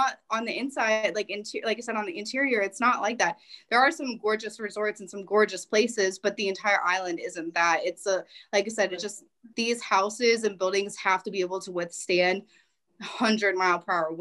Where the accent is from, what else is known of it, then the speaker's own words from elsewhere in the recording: United States; moved away as an adult; also born or lived in Virginia; now in Okinawa, Japan; I am originally from, I claim, Maryland and Virginia. Southern Maryland, Northern Virginia are the two places that I claim